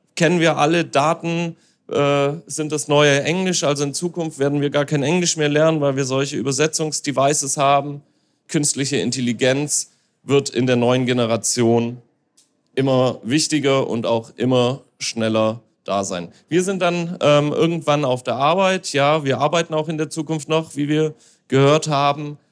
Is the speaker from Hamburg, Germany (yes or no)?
yes; Hamburg, Germany; ich als Hamburger